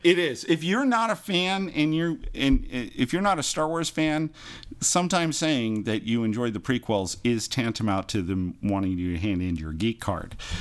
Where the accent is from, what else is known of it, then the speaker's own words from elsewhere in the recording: Imperial Beach, California, United States; growing up in Imperial Beach